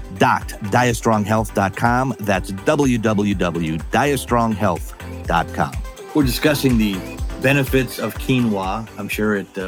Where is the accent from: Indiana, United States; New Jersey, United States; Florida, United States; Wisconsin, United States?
Wisconsin, United States; I grew up in Wisconsin